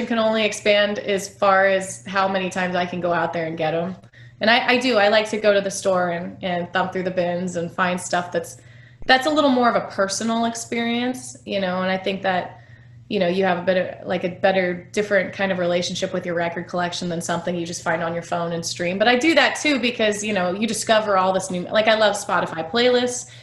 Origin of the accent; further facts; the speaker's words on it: Kansas City, Missouri, United States; growing up in Kansas City